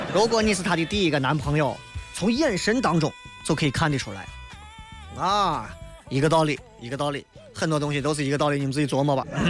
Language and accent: Chinese; Xi'an, Shaanxi, China; accent: Xi'an dialect; 就跟咱到外地为了显示自己好像不不被受欺负，一定要说西安话是一样的